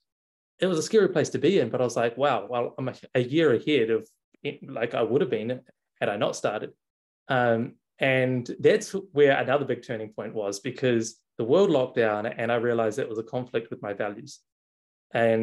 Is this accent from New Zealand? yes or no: yes; New Zealand; moved away; also born or lived in Melbourne, Australia / Bali, Indonesia; I'm from New Zealand. I was living in Australia